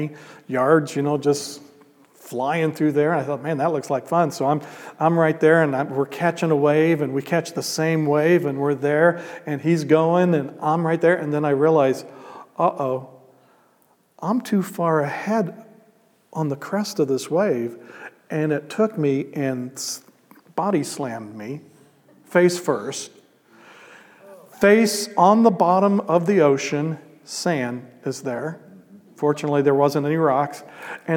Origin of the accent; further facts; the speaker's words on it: Midwest, United States; I'm a gringo from Midwest